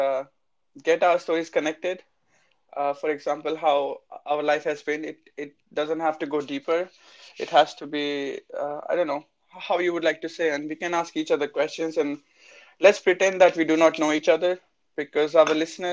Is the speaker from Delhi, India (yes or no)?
no; Chandigarh, India; I'm from India, and I'm from the north, from Chandigarh, is the capital of Punjab